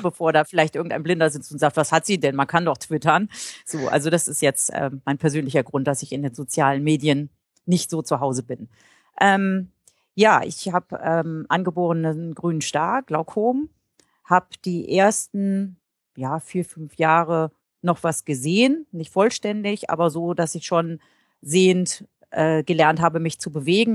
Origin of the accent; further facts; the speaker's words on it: Einbeck, Lower Saxony, Germany; also born or lived in Hannover; in meiner Heimatstadt Einbeck in der Nähe von Göttingen